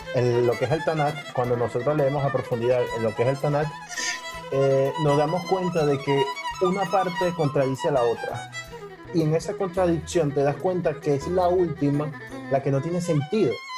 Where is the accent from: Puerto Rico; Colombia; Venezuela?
Venezuela; now in Spain; yo soy venezolano, pero vivo en España